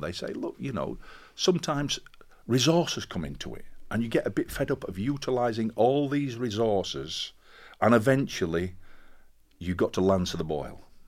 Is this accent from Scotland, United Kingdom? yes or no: no; Castleford, Yorkshire and the Humber, United Kingdom; moved away as an adult; also born or lived in Sheffield / Birmingham; I came from Castleford, which is a mining town, and it seemed to be part of my D N A.